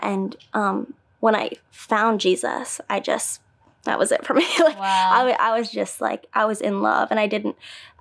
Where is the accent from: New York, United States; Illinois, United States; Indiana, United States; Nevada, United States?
Indiana, United States; I grew up in Indiana